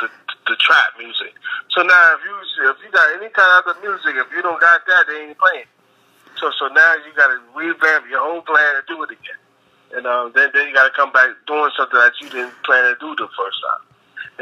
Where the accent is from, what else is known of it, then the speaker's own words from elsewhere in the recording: New York City, New York, United States; also born or lived in Queens, New York; I'm born and raised in Brooklyn, New York City, Project Brooklyn, but I used to live in Queens sometimes